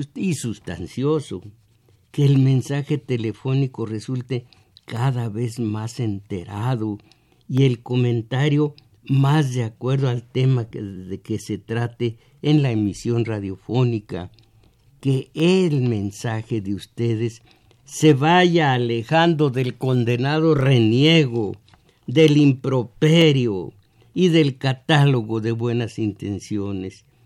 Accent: Mexico; Yo fui mexicano, abierto a todas las corrientes de cultura norteamericana

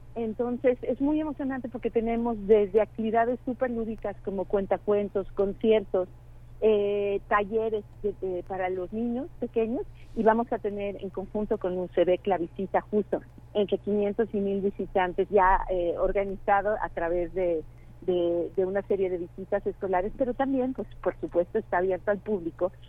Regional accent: Querétaro, Mexico; moved away; Yo soy queretana, precisamente, llevo muchos años que no vivía aquí en Querétaro

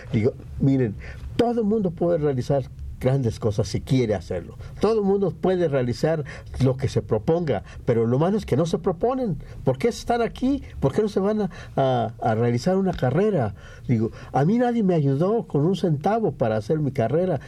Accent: San Gabriel, Jalisco, Mexico; moved away as an adult; now in Mexico City, Mexico; regresé a mi pueblo al, día, al año siguiente que me vine, en 32

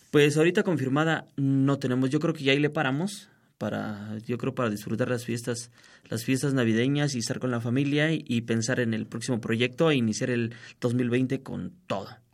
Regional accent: Mexico City, Mexico; soy nacido en la Ciudad de México, de un barrio que se llama La Pastora allá al norte de la ciudad

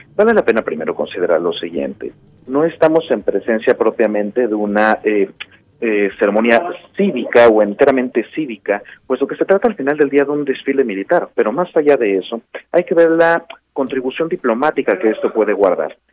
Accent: Mexico; como mexicanas, como mexicanos

